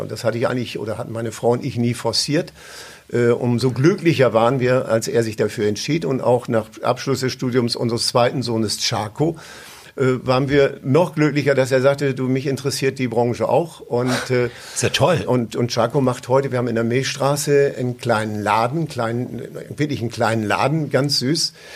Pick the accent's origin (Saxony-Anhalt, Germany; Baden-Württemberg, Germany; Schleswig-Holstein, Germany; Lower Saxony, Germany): Lower Saxony, Germany; East Frisia; ich bin natürlich äh, groß geworden in Ostfriesland